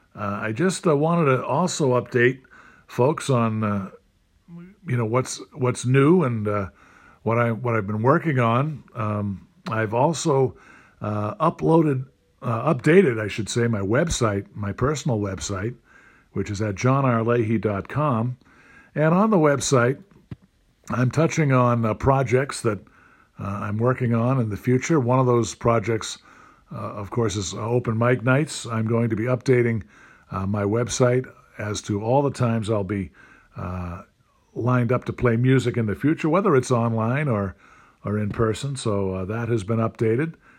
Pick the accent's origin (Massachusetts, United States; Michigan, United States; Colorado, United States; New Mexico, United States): Massachusetts, United States; Stoughton; my hometown of Stoughton, Mass